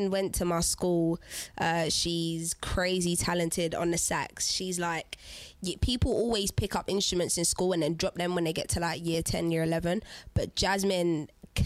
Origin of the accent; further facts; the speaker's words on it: London, United Kingdom; the Angel Islington, my hometown